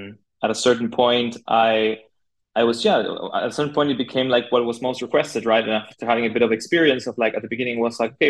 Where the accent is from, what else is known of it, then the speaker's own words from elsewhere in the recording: Buenos Aires, Argentina; moved away as an adult; now in Berlin, Germany; I'm originally from Buenos Aires, Argentina. That's where I studied graphic design